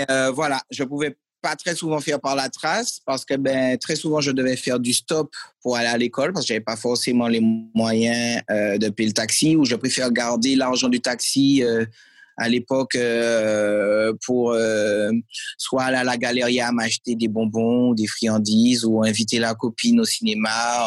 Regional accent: Martinique; also born or lived in Lyon, France; j'habitais à Lyon à l'époque, je suis né à Lyon. Et mes parents ont décidé de retourner au pays. Et euh, en retournant au pays à 8 ans, euh, ben, j'ai continué les arts martiaux où bon, il y avait pas, ça n'existait pas encore en Martinique

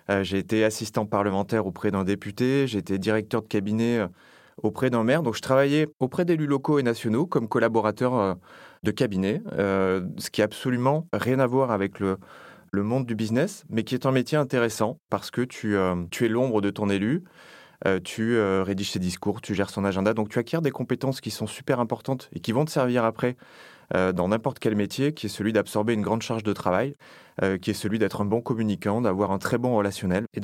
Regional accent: Nouvelle-Aquitaine, France; now in Paris, France; je suis originaire du sud-ouest de la France, du Lot-et-Garonne, qui est un lieu où j'ai grandi, où je suis né, où j'ai toute ma famille. Donc je suis d'abord ça, je suis d'abord un gars du Sud qui est venu travailler sur Paris.

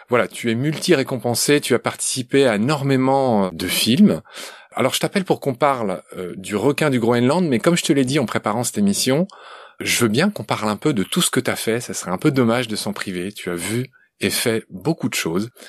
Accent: Lyon, Auvergne-Rhône-Alpes, France; Je suis né à Lyon, tout simplement, au bord du Rhône.

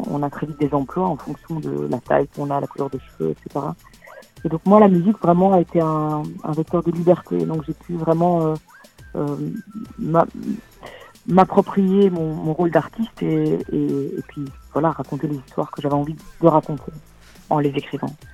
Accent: Brussels, Brussels-Capital Region, Belgium; je viens de Bruxelles, hein, je suis à Bruxelles

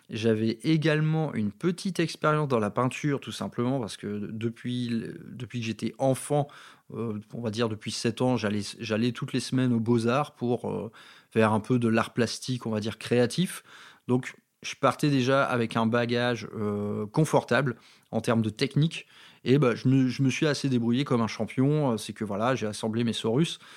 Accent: Valenciennes, Hauts-de-France, France; accent: northern French; Dans ma ville natale de Valenciennes, dans le Nord-Pas-de-Calais. Euh, vous avez peut-être noté que derrière tout ça, il y a, un petit accent en dormance.

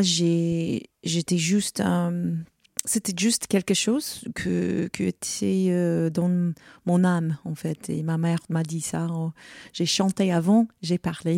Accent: Rochester, New York, United States; French is a second language; moved away; je viens de Rochester, New York. C'est l'état de New York.

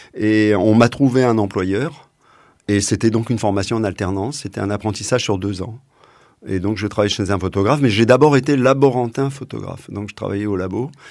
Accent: Essonne, Paris region, Île-de-France, France; moved away as an adult; je suis né en région parisienne, dans l'Essonne, et j'y ai vécu euh, jusqu'à euh, jusqu'à ce que ce, je sois jeune adulte

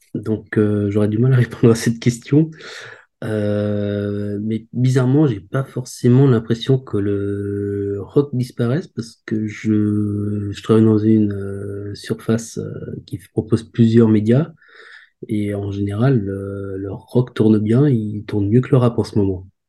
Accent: Alsace, Grand Est, France; je viens d'Alsace

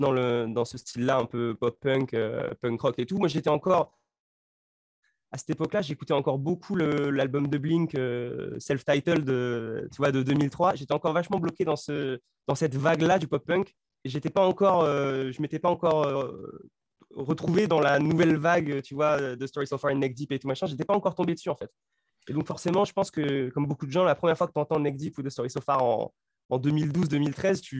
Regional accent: near Nancy, Grand Est, France; moved away as an adult; now in Paris, France; suis arrivé à Paris, moi, en... c'est ça, je crois, en 2016, un truc comme ça. Donc avant, moi je viens du nord-est de la France

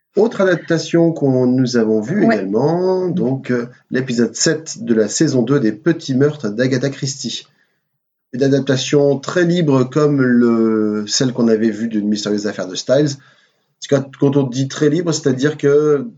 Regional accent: Ch'ti, Hauts-de-France, France; on est on est on est ch'ti

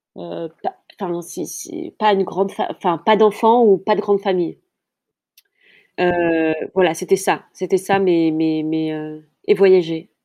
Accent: France; also born or lived in Kabylia (ancestry); je suis née euh, en France et euh, toute ma lignée vient d'Algérie et plus particulièrement de Kabylie, la petite Kabylie.

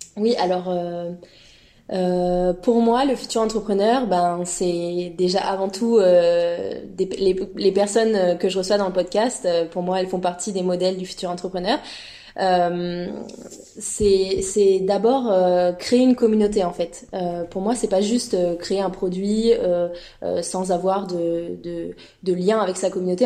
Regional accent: France; moved away as an adult; now in Montreal, Canada; je suis française en PVT, arrivée depuis un an à Montréal

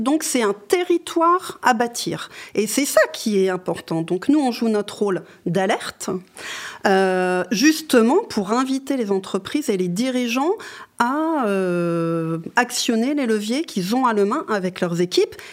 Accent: Lorraine, Grand Est, France; moved away; je viens de Lorraine

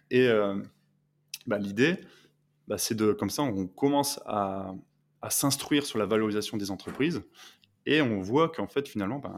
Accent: northern France, France; parce que moi je suis originaire du nord de la France

